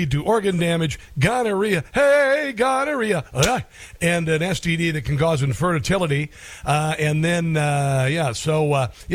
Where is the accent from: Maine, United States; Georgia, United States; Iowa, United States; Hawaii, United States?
Iowa, United States; moved away; I went into my hometown